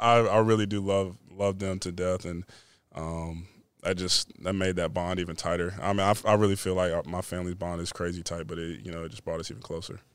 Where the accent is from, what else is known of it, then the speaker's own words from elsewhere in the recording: Winston-Salem, North Carolina, United States; what it means to come from there, from Winston Salem